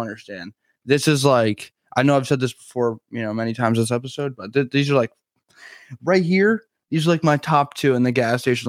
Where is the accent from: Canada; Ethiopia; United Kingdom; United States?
United States; New Jersey; I'm from New Jersey